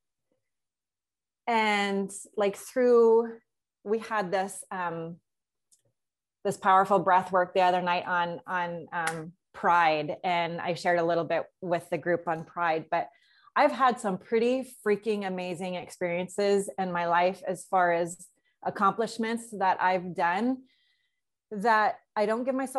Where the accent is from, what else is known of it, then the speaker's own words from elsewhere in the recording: North Idaho, United States; moved away as an adult; also born or lived in South Florida, United States; now in Costa Rica; half my time was in North Idaho. The other half was in Florida. I was born in Florida, South Florida